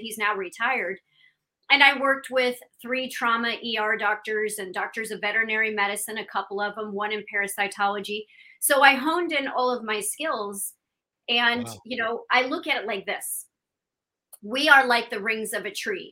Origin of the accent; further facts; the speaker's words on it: Iowa, United States; also born or lived in Illinois / Pennsylvania; now in Miami, United States; i'm from iowa i was born and raised there